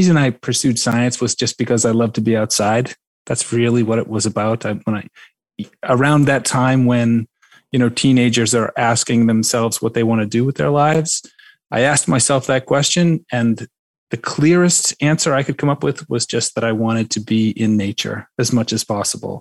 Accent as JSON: {"language": "English", "town": "Duxbury", "region": "Massachusetts", "country": "United States", "said": "I am originally from the South Shore, a little town called Duxbury, which is on Cape Cod Bay"}